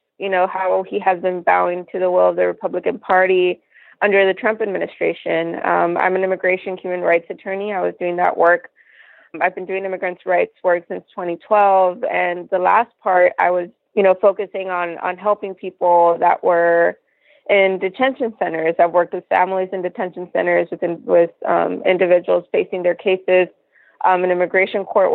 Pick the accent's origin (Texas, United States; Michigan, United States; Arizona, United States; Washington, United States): Texas, United States; Laredo; I was born and raised here in Laredo, Texas